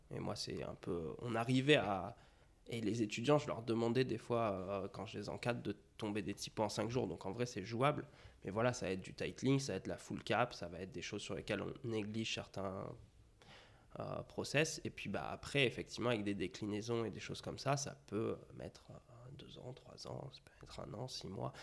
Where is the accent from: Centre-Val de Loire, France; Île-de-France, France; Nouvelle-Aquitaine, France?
Île-de-France, France; Melun; je suis né à Melun